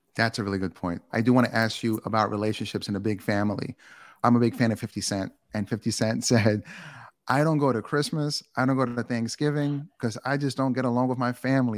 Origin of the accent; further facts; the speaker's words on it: New York City, New York, United States; also born or lived in Bronx; I grew up in Queens